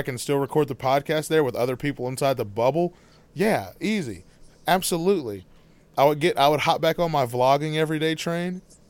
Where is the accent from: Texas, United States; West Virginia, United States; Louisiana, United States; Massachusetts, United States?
Texas, United States; I'm from Texas.